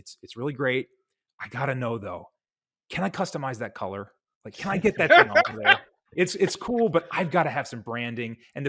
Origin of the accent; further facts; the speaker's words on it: Ireland; because I'm pale Irish guy